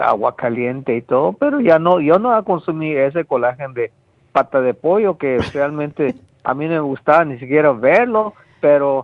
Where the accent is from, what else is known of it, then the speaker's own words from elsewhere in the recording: Guatemala; moved away; Yo, yo nací en Guatemala, donde, en el campo, que no existía nada